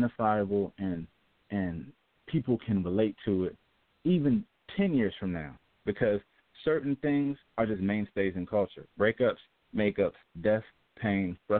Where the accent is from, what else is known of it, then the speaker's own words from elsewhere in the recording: Ohio, United States; Ohio, my home state, Ohio